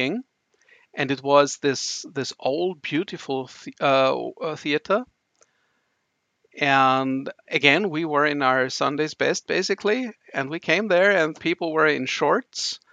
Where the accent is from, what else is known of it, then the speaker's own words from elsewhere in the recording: Vienna, Austria; I'm from Austria, from Vienna, so this is the old continent with old traditions